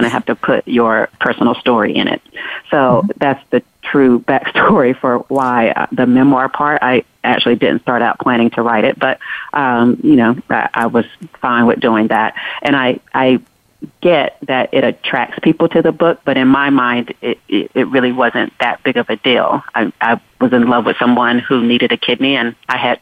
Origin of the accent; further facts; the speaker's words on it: North Carolina, United States; I'm definitely a country girl at heart. I'm from North Carolina.